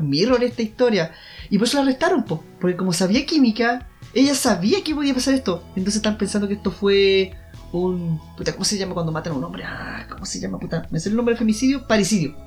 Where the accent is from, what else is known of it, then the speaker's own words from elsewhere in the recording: Temuco, Araucanía, Chile; aquí en Temuco